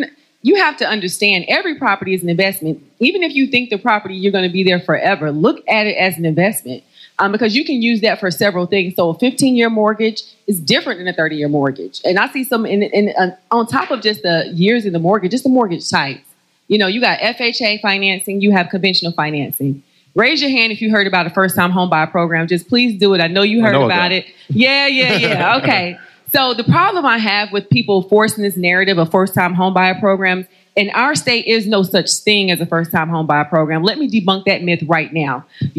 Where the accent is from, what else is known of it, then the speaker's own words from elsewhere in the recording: North Carolina, United States; Know I'm from North Carolina.